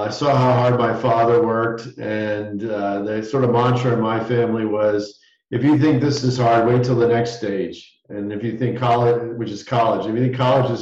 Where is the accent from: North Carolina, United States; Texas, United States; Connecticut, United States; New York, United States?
Connecticut, United States; Southern; I grew up in Southern Connecticut